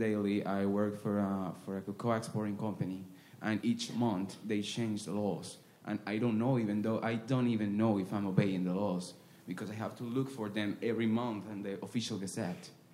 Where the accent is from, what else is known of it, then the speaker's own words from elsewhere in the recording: Venezuela; I'm from a country where laws are being amended daily. I'm from Venezuela.